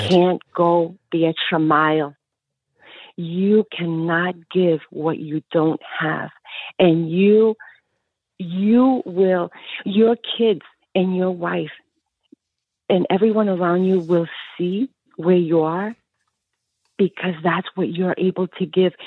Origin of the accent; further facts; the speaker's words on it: Colombia; also born or lived in New Jersey; now in United States; I came from Colombia